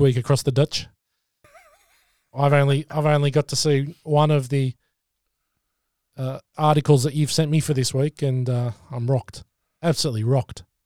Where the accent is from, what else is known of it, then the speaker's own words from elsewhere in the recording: Australia; We're two Aussie mates, one living in New Zealand, one in Oz